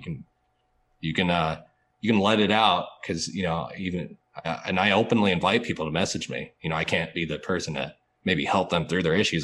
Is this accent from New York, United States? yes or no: no; Atlanta, Georgia, United States; also born or lived in Fort Benning, Georgia; I'm actually from Atlanta